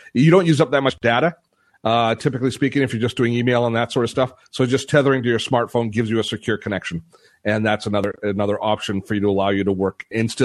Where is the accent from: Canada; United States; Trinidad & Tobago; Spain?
Canada; being Canadian